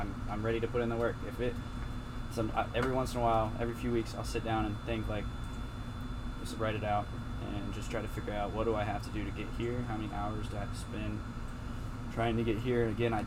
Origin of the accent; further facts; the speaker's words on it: Indiana, United States; moved away as an adult; I'm from Indiana, and I didn't want to stay in Indiana, right?